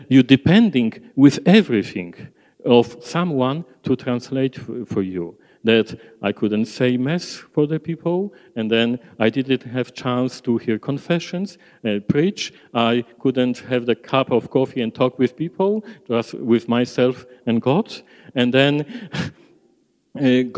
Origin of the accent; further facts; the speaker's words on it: Poland; English is a second language; moved away as an adult; now in Australia; I prefer to stay in Poland.